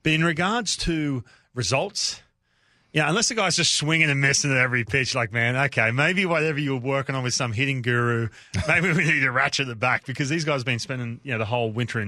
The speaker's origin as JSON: {"language": "English", "town": "Newcastle", "region": "New South Wales", "country": "Australia", "tie": "born or raised there", "said": "When you grow up, where I grew up in Newcastle, where I grew up, on the beach, everyone surfs."}